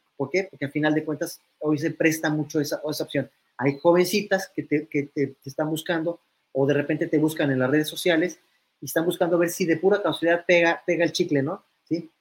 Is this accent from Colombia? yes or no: no; Mexico; sé que soy un multimillonario mexicano